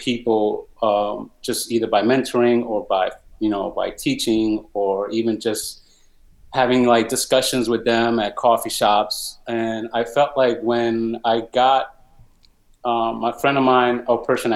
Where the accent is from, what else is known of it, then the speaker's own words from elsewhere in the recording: New York City, New York, United States; I'm a New Yorker at heart for sure. I live in the Bronx